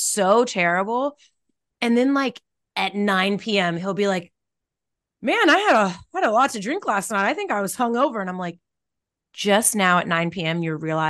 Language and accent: English; United States; I'm black from America